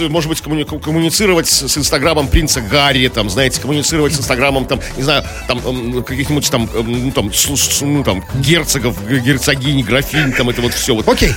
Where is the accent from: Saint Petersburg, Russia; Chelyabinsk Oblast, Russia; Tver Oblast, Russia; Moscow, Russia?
Saint Petersburg, Russia; Мы, хренные петербуржцы